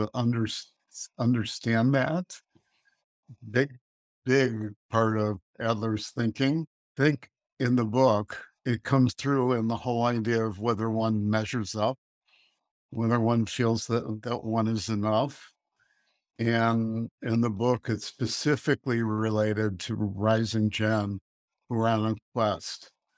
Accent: Chicago, Illinois, United States; also born or lived in Colorado Springs, Colorado; I grew up in Chicago.

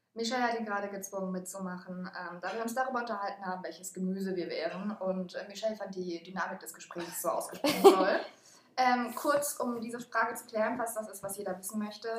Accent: Mannheim, Baden-Württemberg, Germany; moved away as an adult; also born or lived in Aachen / Netherlands; now in Rostock, Germany; Ich habe in Mannheim bin ich, bin ich aufgewachsen

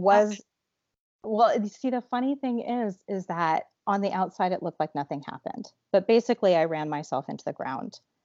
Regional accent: Alaska, United States; I grew up in Alaska

